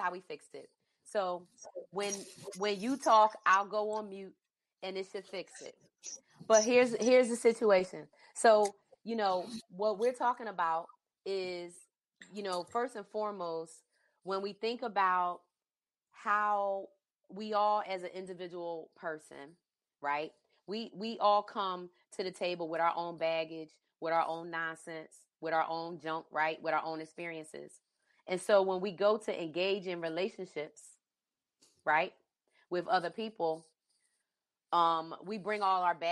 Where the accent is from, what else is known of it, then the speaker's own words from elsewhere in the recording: East Coast, United States; moved away; I grew up on the East Coast